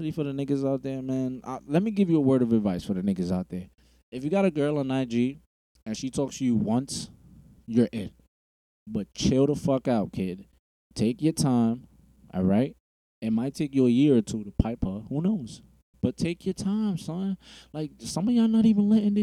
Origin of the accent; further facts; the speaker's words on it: New York City, New York, United States; I'm from Bushwick. Not the Bushwick that it was now. Bushwick back then